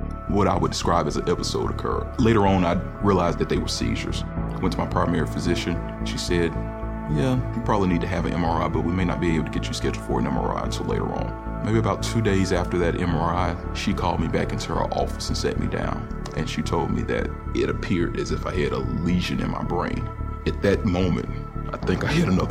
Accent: Birmingham, Alabama, United States; I grew up in Birmingham, Alabama

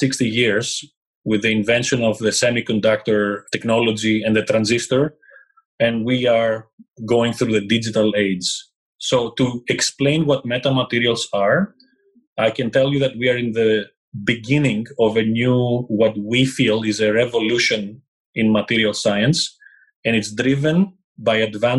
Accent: Greece; English is a second language; moved away as an adult; also born or lived in England; I left Greece, my home country, in 1999, moved to England, where I did all my studies

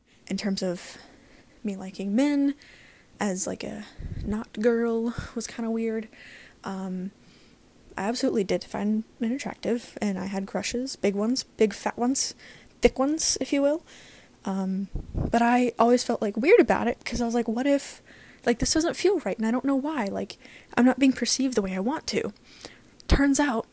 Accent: Deep South, United States; I am from the Deep South in America

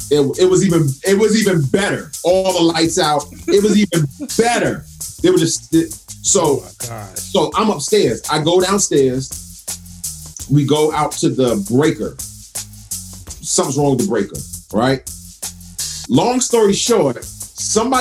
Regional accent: United States; as an American

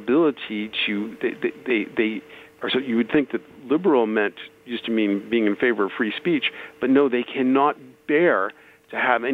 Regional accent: New York City, New York, United States; I'm a Jew from the Bronx

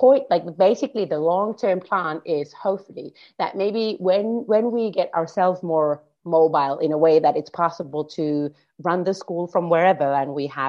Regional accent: Karstula, Central Finland, Finland; first language Finnish; English is a second language; moved away; also born or lived in Jyväskylä, Finland; I'm originally from a place called Karstula, which is a very, very small, like less than 5,000 people. And then I moved into a bigger city in Finland standards, which is about 100,000 people. That one was called Jyväskylä. So I lived there for quite some time.

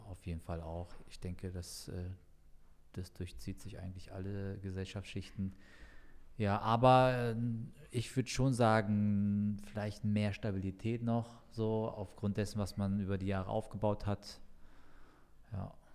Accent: Frankfurt, Hesse, Germany; das ja der Stadtteil ist, wo ich aufgewachsen bin, so mein ganzes Leben lang dort gelebt habe

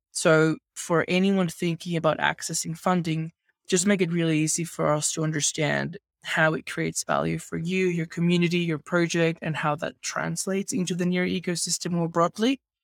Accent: Venezuela; where I grew up in Venezuela

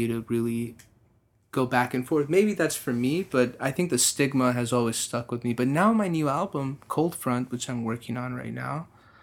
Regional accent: Texas, United States; also born or lived in Corpus Christi, Texas; with me being a Texan, being an American, but being really Persian, being very Iranian

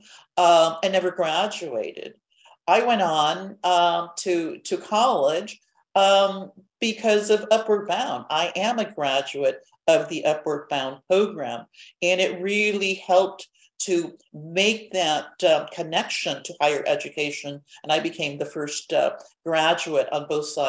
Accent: Guadalupe, Arizona, United States; I was born and raised in Guadalupe, a small village outside of Phoenix

